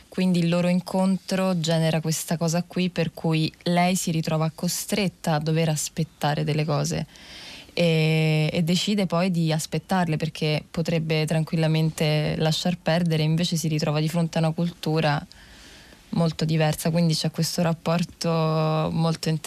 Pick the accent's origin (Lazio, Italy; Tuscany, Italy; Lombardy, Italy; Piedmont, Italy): Lazio, Italy; Rome; ho 21 anni e vengo da Roma Nord